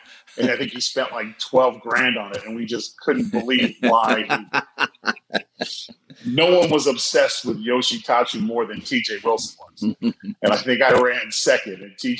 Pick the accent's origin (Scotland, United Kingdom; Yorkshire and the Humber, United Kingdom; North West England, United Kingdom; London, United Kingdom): Scotland, United Kingdom; I'm just Scottish too, man.